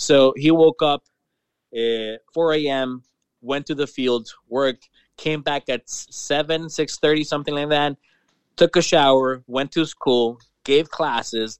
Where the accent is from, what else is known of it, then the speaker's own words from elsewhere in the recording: Copán Ruinas, Copán, Honduras; I was like 21 days old when we came back to my hometown.